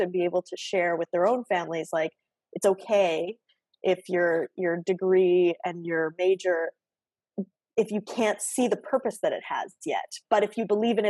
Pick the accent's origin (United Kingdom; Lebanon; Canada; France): Canada; Oshawa, Ontario; also born or lived in Guelph; I was born and raised in Oshawa, in the GTA. So, I'm born and raised Canadian